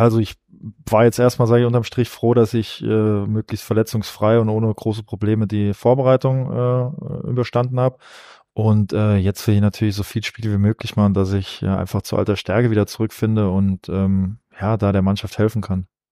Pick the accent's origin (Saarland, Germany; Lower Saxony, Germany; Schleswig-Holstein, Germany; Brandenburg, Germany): Saarland, Germany; Saarbrücken; moved away; auf Saarbrücken, weil es einfach meine Heimat ist